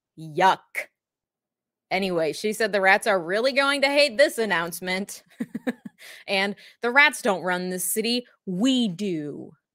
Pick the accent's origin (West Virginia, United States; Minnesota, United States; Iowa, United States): Minnesota, United States; I am a Minnesotan through and through